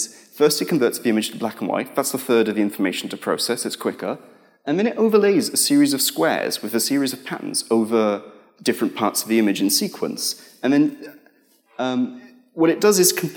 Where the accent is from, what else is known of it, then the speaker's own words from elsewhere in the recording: United Kingdom; we're British